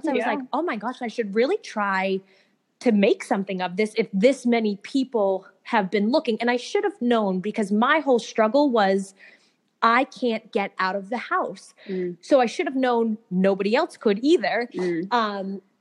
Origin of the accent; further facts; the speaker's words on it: Massachusetts, United States; now in Atlanta, United States; I'm from Massachusetts. So I live down in outside of Atlanta